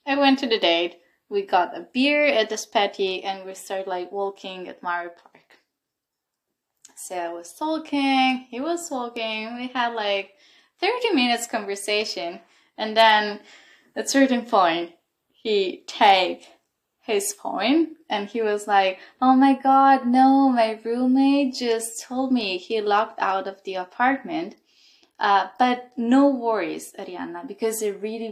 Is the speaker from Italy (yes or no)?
yes; Italy; moved away as an adult; now in Berlin, Germany; I'm from Italy, actually, and I've been in Berlin since 2 years